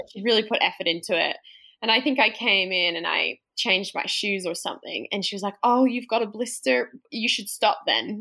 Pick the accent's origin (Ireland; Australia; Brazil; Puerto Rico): Australia; i'm australian